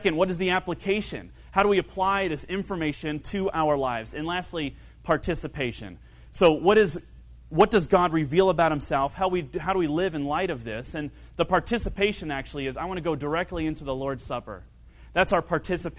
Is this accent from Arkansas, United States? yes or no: no; Kentucky, United States; I grew up in Kentucky.